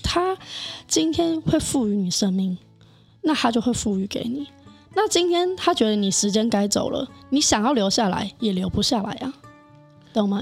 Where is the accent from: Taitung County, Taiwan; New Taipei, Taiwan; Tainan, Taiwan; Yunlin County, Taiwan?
New Taipei, Taiwan; Sanchong; 我是三重人，土生土长三重人。哦。对，连爸爸妈妈都土生土长三重人